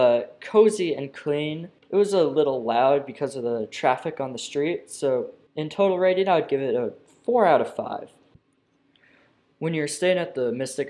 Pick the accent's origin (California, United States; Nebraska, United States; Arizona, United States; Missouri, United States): California, United States; Santa Cruz; my hometown, Santa Cruz